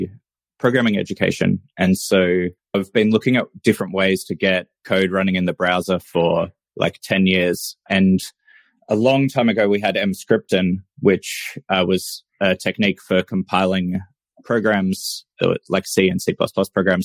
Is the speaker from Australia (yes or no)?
yes; Australia; I'm a software engineer from Australia.